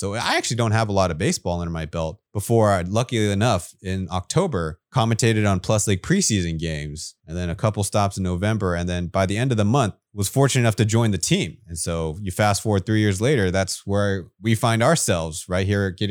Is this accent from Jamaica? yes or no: no; Taipei, Taiwan; And so growing up in Taipei, I looked up to the professional ball players here in Taiwan